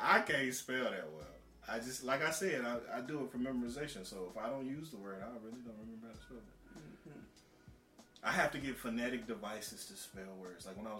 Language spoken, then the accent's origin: English; North Carolina, United States; We're from North Carolina.